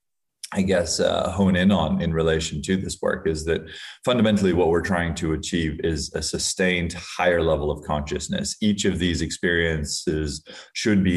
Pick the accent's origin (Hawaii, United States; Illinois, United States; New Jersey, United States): Hawaii, United States; I grew up in Hawaii where there's a lot of substance use and substance abuse